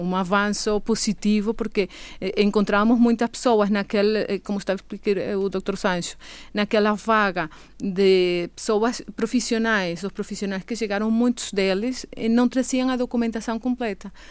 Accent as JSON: {"language": "Portuguese", "country": "Venezuela", "accent": "Venezuelan", "second_language": "Portuguese", "moved": "yes", "lives_now": "Madeira, Portugal"}